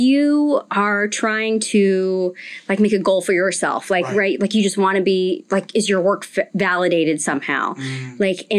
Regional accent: Missouri, United States; moved away as an adult; also born or lived in South Korea / Kansas / North Carolina / Wisconsin; now in Washington, United States; I grew up in Missouri.

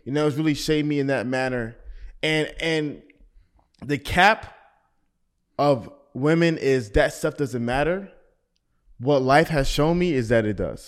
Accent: Atlanta, Georgia, United States; being from Atlanta

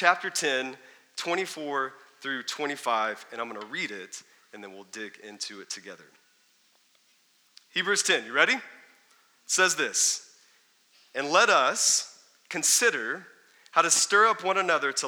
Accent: Texas, United States; I grew up in Texas

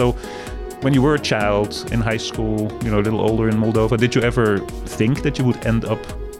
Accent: Netherlands; accent: Dutch; my accent is Dutch.

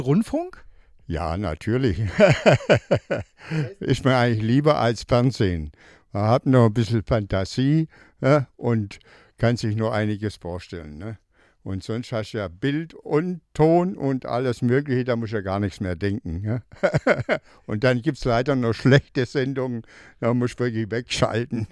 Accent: Swabia, Germany; bin Schwabe

